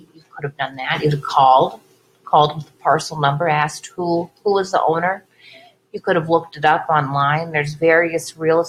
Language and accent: English; Bay Area, California, United States; moved away; we're from the Bay Area, and that's what we look like. We look like we're from the Bay Area. We don't look like we're from around here.